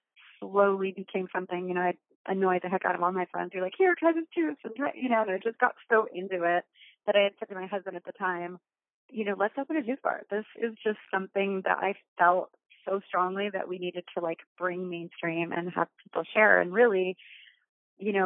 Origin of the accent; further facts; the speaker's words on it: Arizona, United States; now in California, United States; when I moved to California, I grew up in Arizona, I moved to California